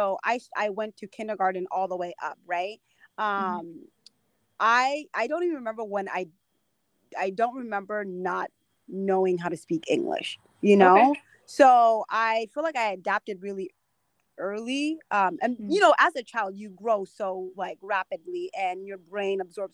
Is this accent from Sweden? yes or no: no; United States; I came over with my dad and my stepmom and then my brothers and sisters. And so growing up in America was kind of difficult